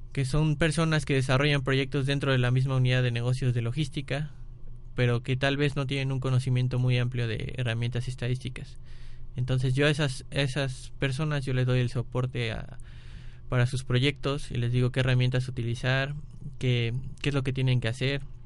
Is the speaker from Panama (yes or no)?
no; Mexico; also born or lived in Vigo, Spain; aquí en México estaba como en una burbuja. Todo el mundo me protegía, tanto mis amigos como mis maestros, como mis padres, como mis hermanos.